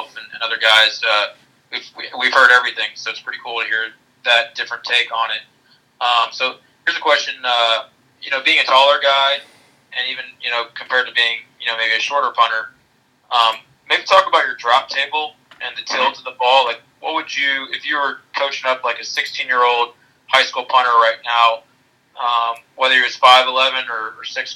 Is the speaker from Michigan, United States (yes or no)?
no; Alabama, United States; I'm from Alabama